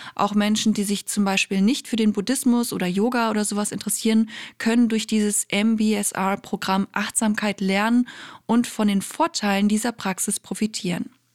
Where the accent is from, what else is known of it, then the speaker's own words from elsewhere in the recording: Germany; bei uns in Deutschland